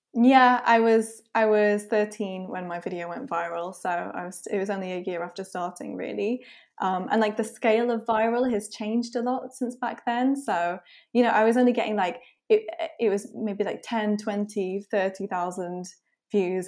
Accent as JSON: {"language": "English", "country": "Isle of Man", "said": "I'm from the Isle of Man, by the way, which is, like, a really small offshore"}